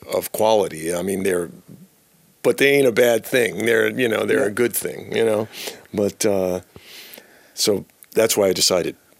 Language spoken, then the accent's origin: English; New York, United States; moved away as an adult; now in San Diego, United States; I'm from New York, but I moved to California uh, about six years ago to San Diego